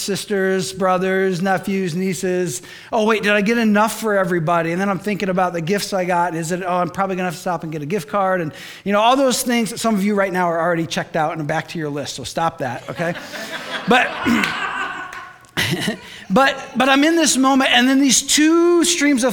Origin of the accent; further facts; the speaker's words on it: Michigan, United States; moved away; I'm from Michigan